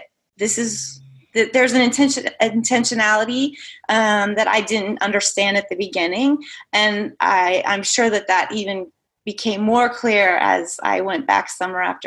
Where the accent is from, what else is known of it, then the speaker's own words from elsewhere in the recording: Nebraska, United States; I grew up in the Midwest, also in Nebraska.